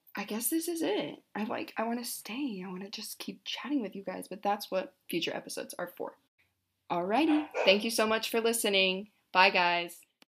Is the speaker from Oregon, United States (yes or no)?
yes; Hood River, Oregon, United States; also born or lived in Corvallis, Oregon; I'm currently in Hood River, my hometown